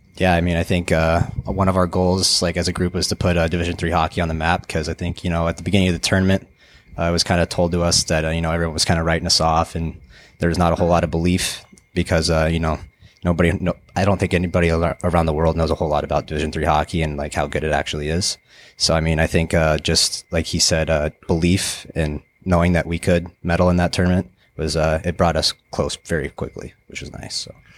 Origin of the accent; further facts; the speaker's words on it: Dallas, Texas, United States; moved away; also born or lived in Colorado; I was born in Texas, uh, in nineteen ninety-nine, down in, uh, Dallas